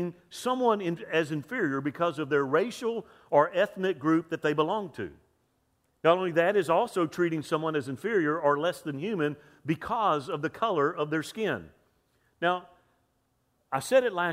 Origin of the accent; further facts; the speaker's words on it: Lower Alabama, United States; I'm from L.A., Lower Alabama. About low as you can get. I was born in that racist Deep South.